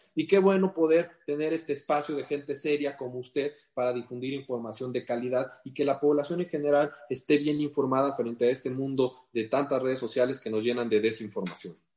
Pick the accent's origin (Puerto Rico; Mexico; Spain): Mexico